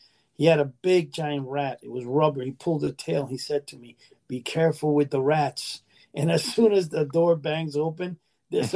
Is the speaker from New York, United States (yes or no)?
yes; New York City, New York, United States; moved away; also born or lived in New Jersey; I grew up in Manhattan, Washington Heights